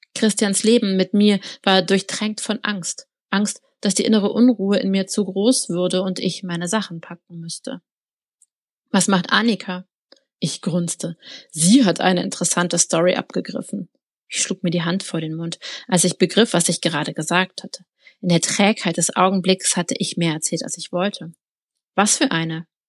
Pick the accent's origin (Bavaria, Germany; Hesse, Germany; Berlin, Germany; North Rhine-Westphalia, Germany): Berlin, Germany; Berlin kenne ich jetzt also als Berlinerin